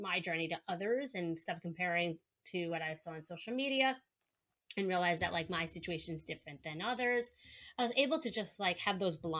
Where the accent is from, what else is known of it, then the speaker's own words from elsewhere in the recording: New York, United States; accent: New York; I'm a speech language pathologist from New York, if you can tell from my accent